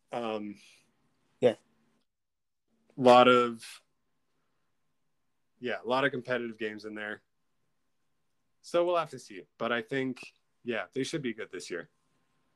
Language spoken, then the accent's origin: English; Canada; as a Canadian